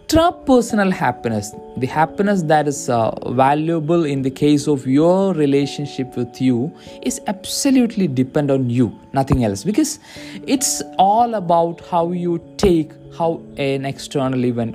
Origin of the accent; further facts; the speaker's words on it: India; I'm from India